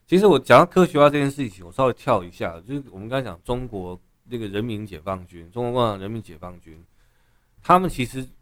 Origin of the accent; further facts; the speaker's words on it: Taiwan; 我们台湾人